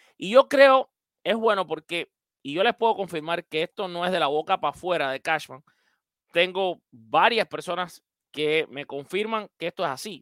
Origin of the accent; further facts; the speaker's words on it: Cuba; now in Miami, United States; mi tierra, Cuba